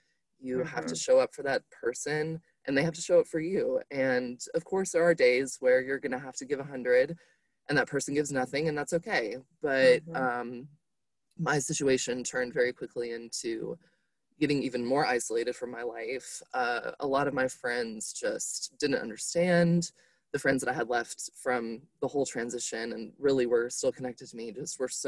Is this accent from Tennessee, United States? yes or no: no; Atlanta, Georgia, United States; also born or lived in Valdosta, Georgia; I'm from Atlanta, but it kind of just felt foreign at that point to me because I've been in Valdosta for 2.5 years.